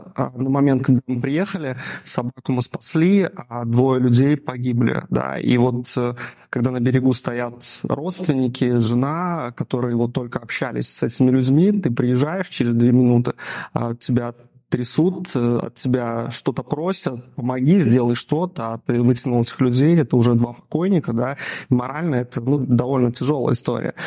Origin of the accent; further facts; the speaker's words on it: Daugavpils, Latgale, Latvia; moved away as an adult; also born or lived in Riga; Я родом из Даунавпилса